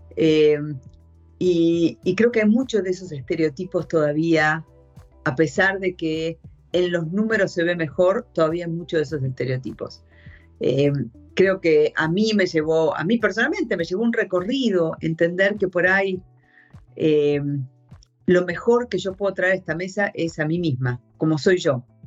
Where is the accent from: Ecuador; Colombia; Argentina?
Argentina; first language Spanish; moved away as an adult; also born or lived in United States / Japan; yo soy de Argentina, pero, pero me, eh, en el año noventa y seis me surgió la oportunidad de salir hacia una posición en Estados Unidos, y entonces me fui de Argentina a Estados Unidos